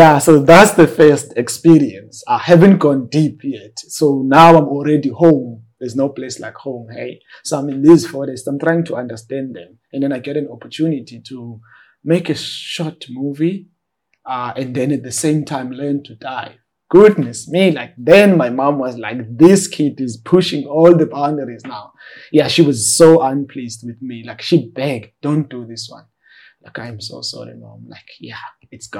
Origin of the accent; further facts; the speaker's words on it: Cape Town, Western Cape, South Africa; after we moved from the Eastern Cape, we moved to Khayelitsha, a township in Cape Town. And that's where like I pursued my schooling while navigating the challenges of growing up in informal settlements